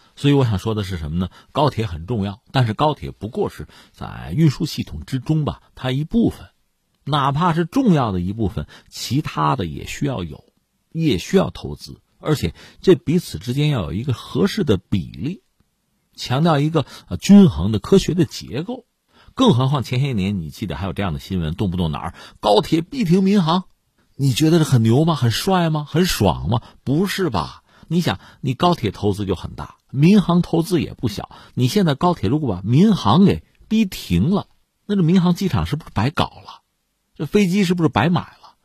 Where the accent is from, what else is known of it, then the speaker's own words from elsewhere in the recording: China; 我们中国人